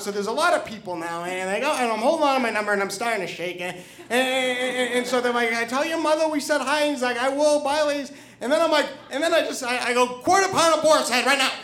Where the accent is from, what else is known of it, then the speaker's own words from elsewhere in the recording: New Hampshire, United States; moved away; also born or lived in Hoboken, New Jersey / New York; I am originally from New Hampshire